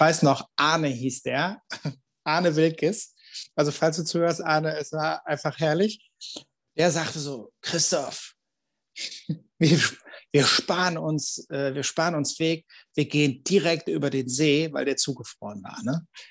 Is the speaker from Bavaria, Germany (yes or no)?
no; Cologne, North Rhine-Westphalia, Germany; als Kölner